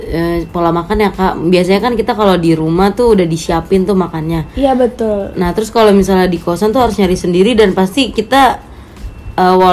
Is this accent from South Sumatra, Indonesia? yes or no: no; Jakarta, Indonesia; bahasa aku kan karena aku orang Betawi gitu ya jadi rada kasar.